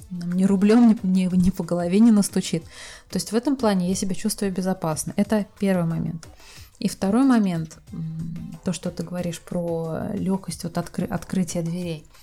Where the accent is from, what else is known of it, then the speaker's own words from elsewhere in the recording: Russia; now in Turkey; я сама из России, и вот в тот момент, когда я ступила на турецкую землю, сошла с самолета со своими чемоданами, у меня откуда ни возьмись появилось ощущение легкости.